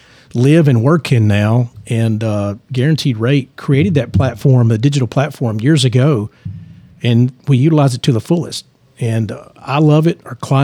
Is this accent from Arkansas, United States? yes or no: no; Lebanon, Tennessee, United States; now in Franklin, United States; I grew up in Lebanon, Tennessee, and I've been in Franklin.